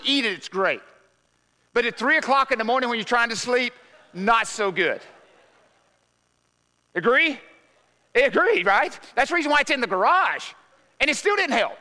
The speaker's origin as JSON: {"language": "English", "region": "Arkansas", "country": "United States", "said": "We're from Arkansas"}